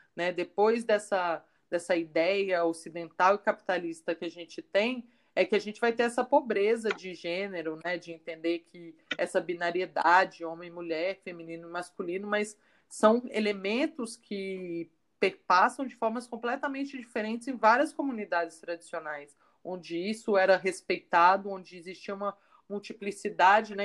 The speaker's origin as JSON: {"language": "Portuguese", "region": "Minas Gerais", "country": "Brazil", "tie": "born or raised there", "said": "sou mineira, né? Nasci no Cerrado, cresci no Cerrado"}